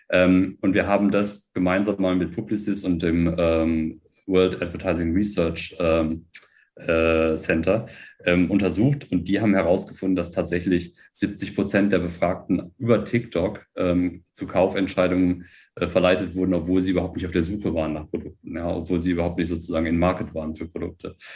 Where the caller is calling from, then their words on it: Berlin, Germany; Ähm, Im Südwesten von Berlin. Ähm, von, von, zu Hause, von zu Hause noch aus, sozusagen aus, aus, aus bekannten Gründen, aber genau, aus Grunewald, Berlin.